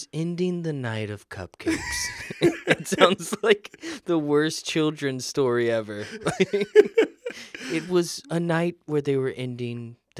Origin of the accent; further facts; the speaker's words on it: Florida, United States; I grew up in Florida near the beach, so it was very important that I learned to swim.